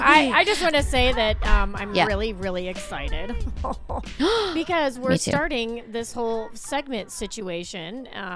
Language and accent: English; Indiana, United States; I was like from Indiana. I was short and muscular with like brown hair and brown eyes.